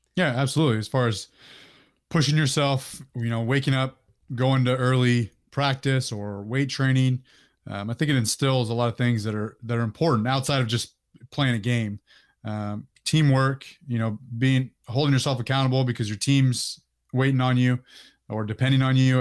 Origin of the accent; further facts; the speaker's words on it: Orangevale, California, United States; I grew up in Northern California, uh, in Sacramento County, uh, a place called Orangevale